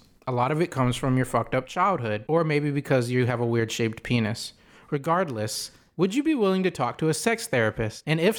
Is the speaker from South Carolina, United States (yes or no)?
yes; South Carolina, United States; this is from my home state, South Carolina.